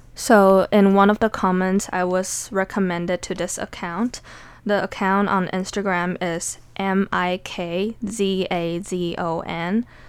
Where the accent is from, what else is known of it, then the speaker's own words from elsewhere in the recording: Taiwan; now in United States; Growing up as a Taiwanese or as an Asian in general